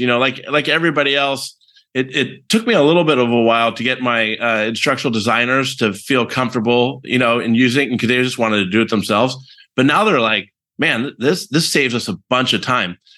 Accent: San Francisco Bay Area, California, United States; born and raised in the San Francisco Bay Area

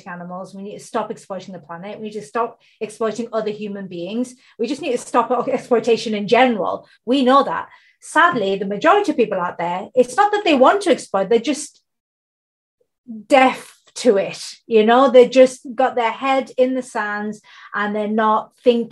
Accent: United Kingdom; I'm based in the UK. I'm born in the UK. My heritage comes from India and Bangladesh

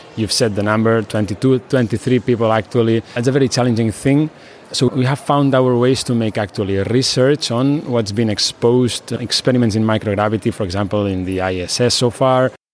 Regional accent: Barcelona, Catalonia, Spain; I am from Barcelona, Spain

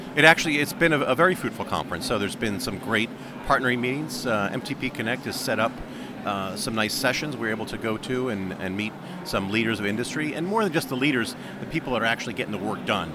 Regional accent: United States; as an American

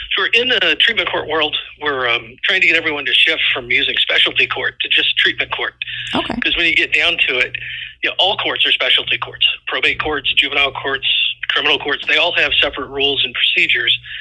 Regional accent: Indiana, United States; also born or lived in Florida; now in Iowa, United States; I was originally from Indiana, and my family got transferred to Florida

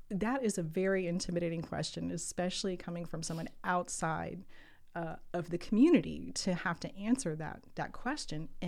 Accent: United States; Well, I'm an American, um, which doesn't work so well in, in Latin America

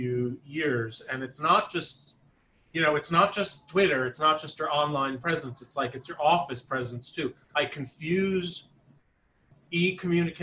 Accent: Albertson, New York, United States; I grew up on Long Island

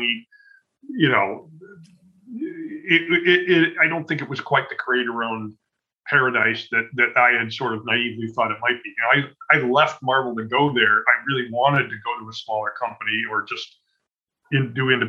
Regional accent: Evanston, Illinois, United States; also born or lived in Chicago; I was born in Chicago and I've spent most of my life here, but Evanston is adjacent. It's a suburb just north of Chicago. That's really where I grew up

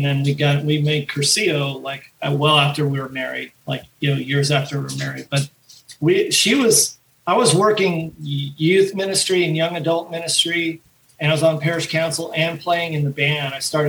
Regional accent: San Fernando Valley, California, United States; I was from the Valley

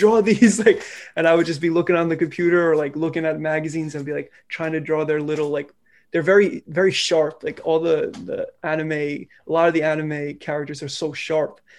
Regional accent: New York City, New York, United States; I'm from New York, more specifically, I'm from the Bronx. I, uh, I grew up here, been out here my whole life

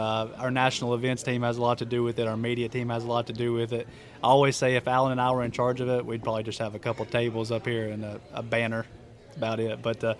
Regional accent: Athens, Tennessee, United States; Southeast Tennessee, just smack dab between Knoxville and Chattanooga, if people are familiar with those areas, right down 75, little town called Athens.

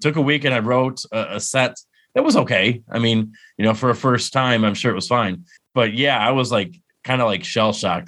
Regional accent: Endicott, New York, United States; moved away as an adult; also born or lived in Lock Haven, Pennsylvania; it's in my hometown. I I went to UE Union Endicott

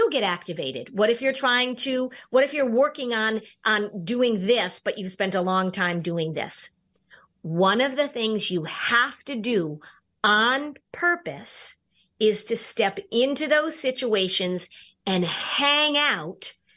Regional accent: Hartford, Connecticut, United States; moved away; Hartford, which, by the way, is my hometown, actually. I grew up watching WFSB

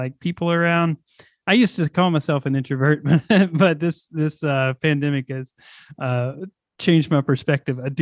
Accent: Bardstown, Kentucky, United States; now in Louisville, United States; I'm originally from Kentucky and then from Bardstown and then moved up here

